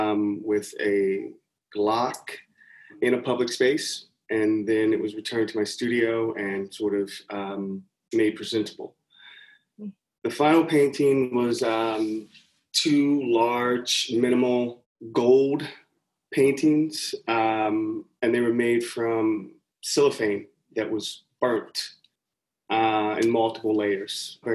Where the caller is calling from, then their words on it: Pomona, California, United States; Pomona, California. I'm 35 miles out east of LA and about 38 miles north of where I'm getting my PhD at UCI, Irvine.